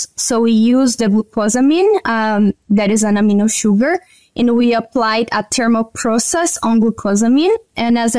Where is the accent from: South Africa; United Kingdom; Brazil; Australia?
Brazil; moved away as an adult; also born or lived in Paraná, Brazil / Alberta, Canada; now in Canada; I'm from Brazil, and I did my undergrad